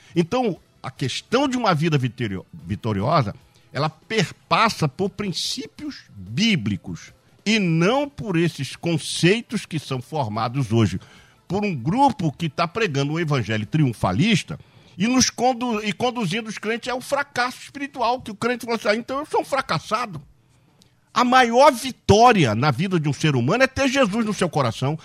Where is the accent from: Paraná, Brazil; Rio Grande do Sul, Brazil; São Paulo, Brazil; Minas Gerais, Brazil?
Minas Gerais, Brazil; Barbacena; a gente falava quando era garoto pequeno, lá em Barbacena